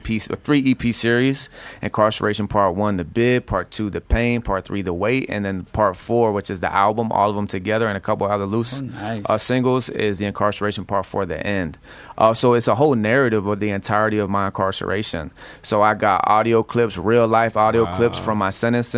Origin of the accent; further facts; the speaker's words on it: Florida, United States; also born or lived in Houston, Texas; I was raised in Florida, so yeah. I'm forever Florida